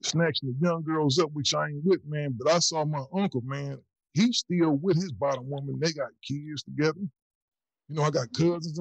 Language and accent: English; Ohio, United States; I'm originally from Ohio